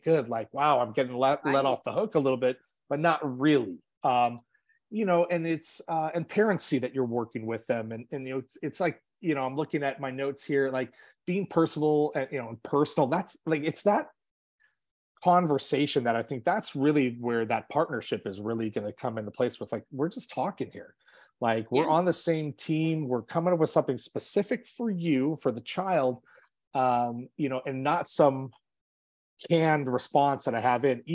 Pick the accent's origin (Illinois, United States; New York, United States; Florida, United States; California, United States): California, United States; Los Angeles; growing up in Los Angeles, my school did not have air conditioning